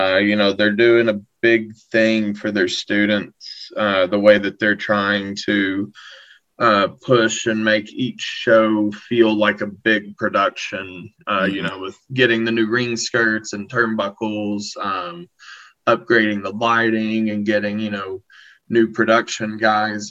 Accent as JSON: {"language": "English", "region": "Southeastern Kentucky", "country": "United States", "tie": "born or raised there", "said": "Southeastern Kentucky"}